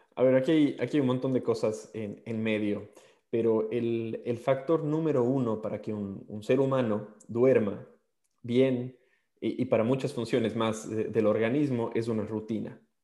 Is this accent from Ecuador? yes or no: yes; Ecuador; moved away as an adult; also born or lived in Australia; soy, ecuatoriano